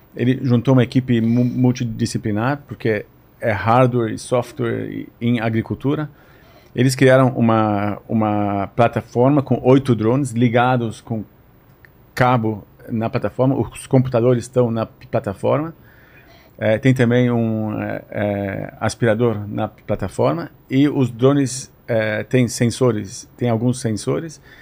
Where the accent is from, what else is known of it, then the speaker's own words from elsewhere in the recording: São Paulo, Brazil; moved away as an adult; now in Israel; a gente cresceu aqui em São Paulo